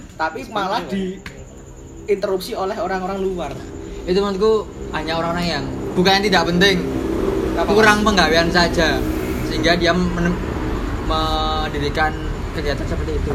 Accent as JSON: {"language": "Indonesian", "region": "Java", "country": "Indonesia", "said": "kita dari Jawa Tulen kita harus menjunjung bahasa Jawa tinggi-tinggi"}